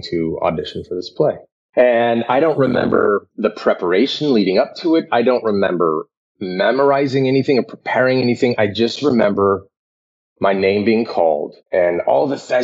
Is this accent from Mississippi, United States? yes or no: no; Aurora, Colorado, United States; I grew up in Aurora, Colorado